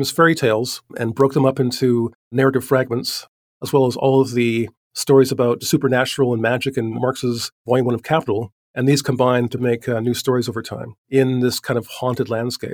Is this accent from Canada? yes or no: yes; Vancouver, British Columbia, Canada; I'm an artist from Vancouver, Canada.